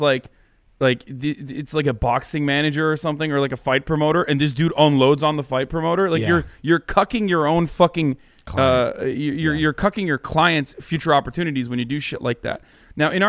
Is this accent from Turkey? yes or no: yes; Turkey; moved away; I had a bodyguard growing up in Turkey